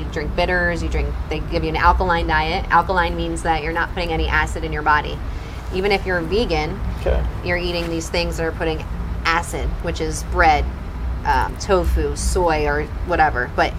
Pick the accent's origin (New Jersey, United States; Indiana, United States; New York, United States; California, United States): New Jersey, United States; And it's been hard because I'm from Jersey and I'm a foodie.